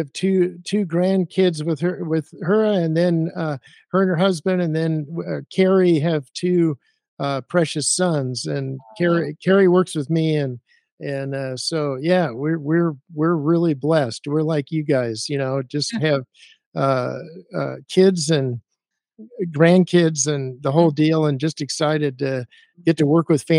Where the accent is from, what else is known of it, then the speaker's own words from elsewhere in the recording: Arizona, United States; I grew up in Arizona